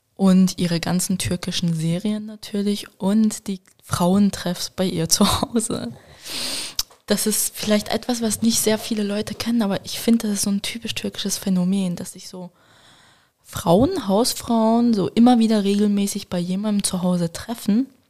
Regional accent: Switzerland; Ich bin in der Schweiz aufgewachsen, aber man könnte meinen, meine Kindheit war in Deutschland

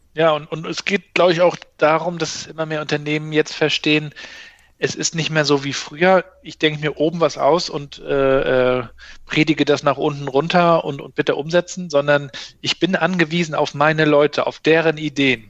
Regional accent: Mecklenburg-Vorpommern, Germany; bei uns in Mecklenburg-Vorpommern

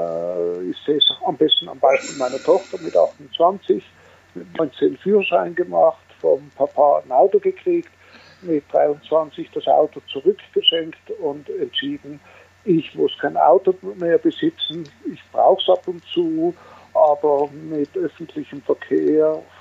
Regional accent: Switzerland; Wie man hört, bin ich Schweizer und Gründer, äh, CEO, sprich Geschäftsführer auf gut Deutsch, der Rinspeed AG seit 42 Jahren.

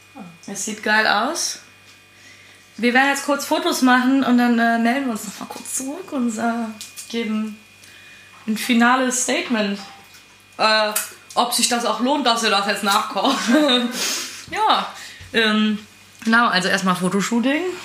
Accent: Eifel, Rhineland-Palatinate, Germany; also born or lived in Cologne; Also ich komme aus der Eifel. Ähm, aber meine Familie ist Rheinländer und Eifler zusammengemischt.

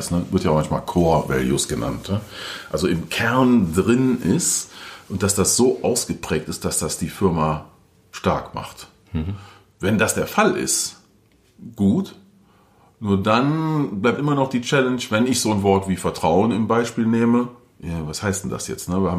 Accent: North Rhine-Westphalia, Germany; Ich komme aus dem Rheinland, Nähe Köln. Karneval ist ein großer Spaß für viele da.

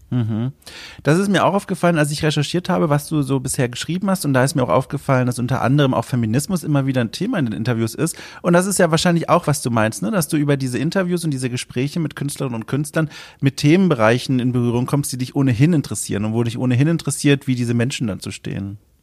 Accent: Southern Germany, Germany; ich bin in Süddeutschland aufgewachsen

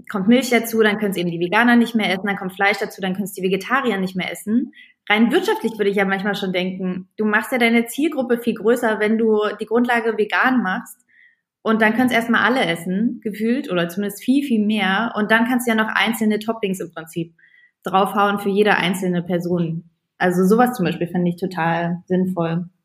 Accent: East Germany, Germany; also Roster sind bei uns Bratwürstchen, ich komme aus dem Osten.

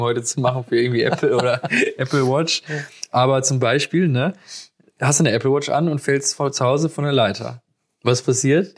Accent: Germany; bei uns in Deutschland

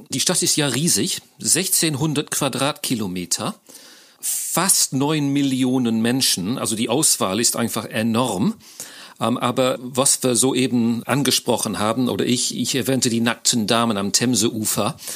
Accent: England, United Kingdom; German is a second language; now in Köln, Germany; Ich ähm, bin Brite, Engländer, wie man sicher schon hört, wohne aber schon lange in Deutschland und zwar in Köln

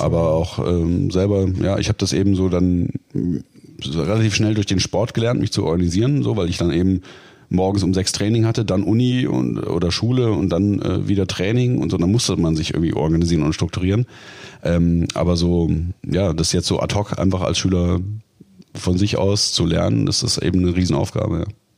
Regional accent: Baden-Württemberg side of Lake Constance, Germany; now in Dortmund, Germany; Ich komme ja, sag ich mal, das ist ja die baden-württembergische äh, Seite des Bodensees

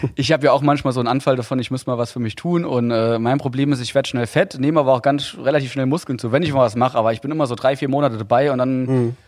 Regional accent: Saarland, Germany; ich als Saarländer

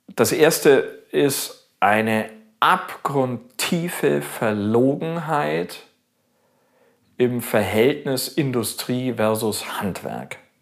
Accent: Augsburg, Bavaria, Germany; also born or lived in Australia; In Augsburg, in meiner Heimatstadt

